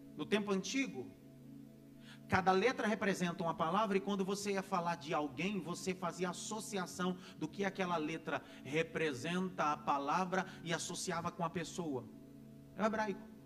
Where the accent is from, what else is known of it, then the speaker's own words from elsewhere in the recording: Northeast Region, Brazil; Eu sou de uma família nordestina, graças a Deus, e nordestino de raiz, graças a Deus. Como bom nordestino